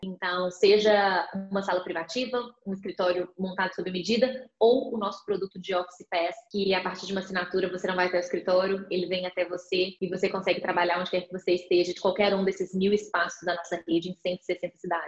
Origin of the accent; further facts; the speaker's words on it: Minas Gerais, Brazil; accent: mineiro; moved away as an adult; also born or lived in Belo Horizonte; now in São Paulo, Brazil; sou mineira, já deu para ver aqui, né? Pelo pouco de tempo que a gente está conversando, pelo sotaque